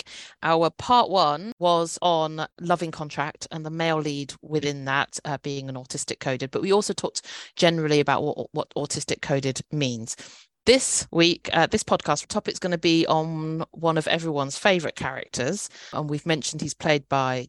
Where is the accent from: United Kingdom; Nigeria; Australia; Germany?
United Kingdom; a British-born Chinese